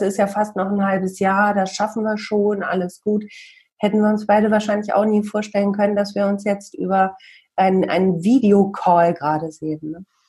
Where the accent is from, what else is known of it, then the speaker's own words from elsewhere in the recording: Bielefeld, North Rhine-Westphalia, Germany; Im echten Leben komme ich aus Bielefeld, arbeite beim Radio